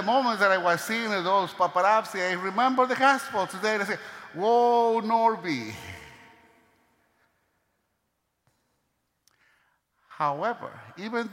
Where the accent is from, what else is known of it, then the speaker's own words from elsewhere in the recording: Venezuela; moved away; my hometown, from Venezuela